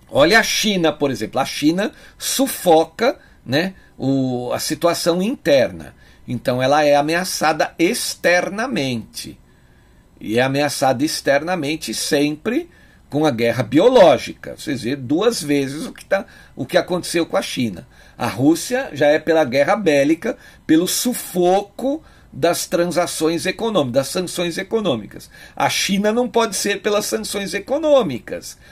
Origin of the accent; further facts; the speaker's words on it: Brazil; nós que somos brasileiros